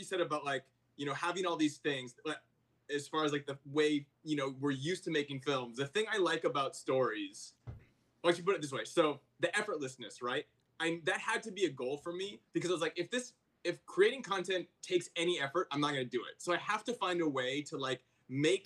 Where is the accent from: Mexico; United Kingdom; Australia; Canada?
Canada; Vancouver, British Columbia; now in United States; So I'm from Vancouver, Canada, originally.